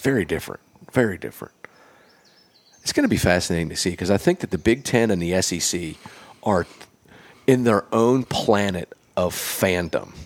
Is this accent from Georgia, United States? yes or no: no; Pennsylvania, United States; now in Nashville, United States; I consider myself a Nashvilleian 'cause I've lived here longer than I've lived anywhere, but I'm from Pennsylvania